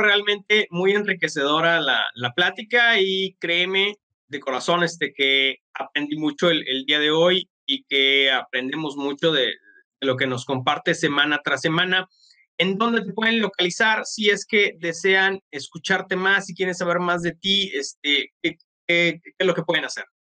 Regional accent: Mexico; como mexicanos

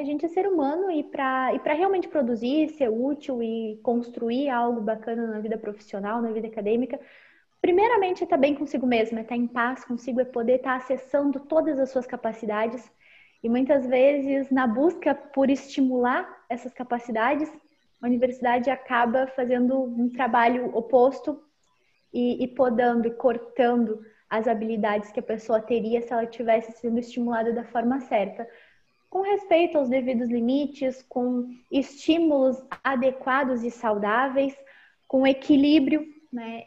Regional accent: Pelotas, Rio Grande do Sul, Brazil; also born or lived in Erechim; Agora eu estou em Pelotas, que é a minha cidade natal

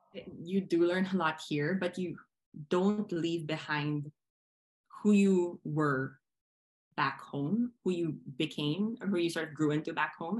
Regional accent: Philippines; moved away as an adult; also born or lived in Manila; I am Filipino. I was born there, I was raised there.

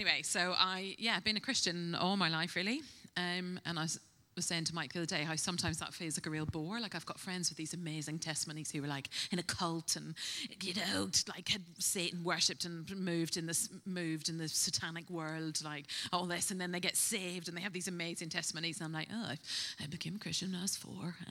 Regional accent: Northern Ireland, United Kingdom; moved away as an adult; now in Bristol, United Kingdom; I'm originally from Northern Ireland, if you pick up a little twang, but I've been in Bristol for 20 years. I came to study here

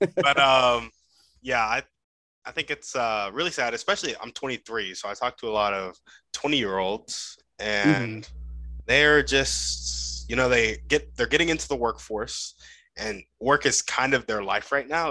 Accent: United States; growing up in America, you only really learn English

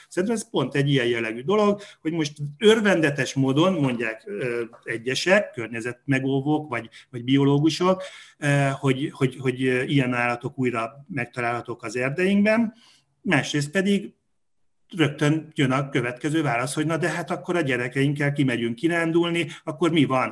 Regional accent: Hungary

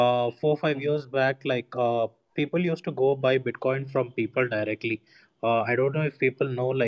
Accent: Bangalore, Karnataka, India; I'm from Bangalore

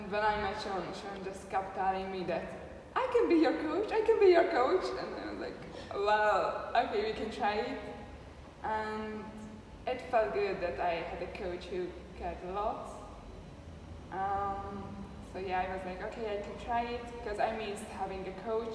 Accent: Hungary; moved away; About myself, so I'm from Hungary. I was a CrossFit coach there for 3 years

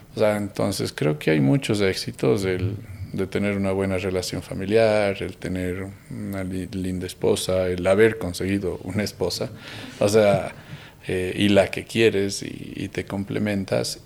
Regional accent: Cuenca, Azuay, Ecuador; seguimos siendo esos chicos cuencanos

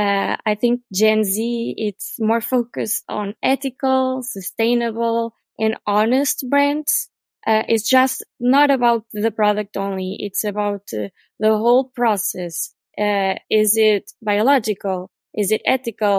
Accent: Portugal; we are from Portugal

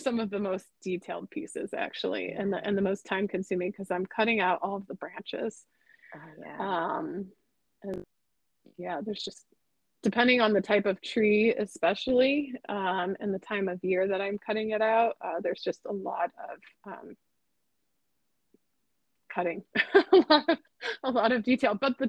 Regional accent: Midwest, United States; now in Los Angeles, United States; growing up in the Midwest, it was kind of like I was in awe of Hollywood, and now I'm here, and I'm just kind of like, oh, it's Hollywood.

